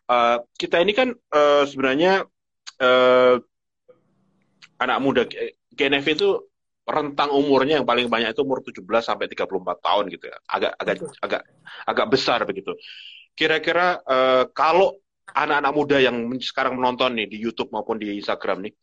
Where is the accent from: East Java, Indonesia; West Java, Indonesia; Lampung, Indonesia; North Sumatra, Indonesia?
East Java, Indonesia; Surabaya; saya kebetulan dari Surabaya Barat, kita ketemu di Surabaya Barat, nanti ketemu dengan keluarga saya